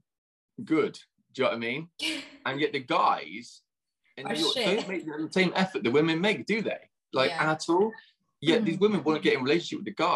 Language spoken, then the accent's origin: English; near Bath, South West England, United Kingdom; I grew up in England, so I'm in southwest of England, so near Bath, the Roman Baths